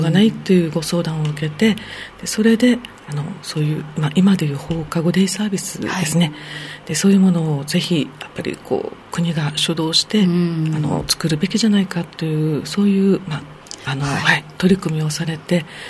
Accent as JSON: {"language": "Japanese", "town": "Naha", "region": "Okinawa", "country": "Japan", "tie": "born or raised there", "said": "生まれ育った那覇市"}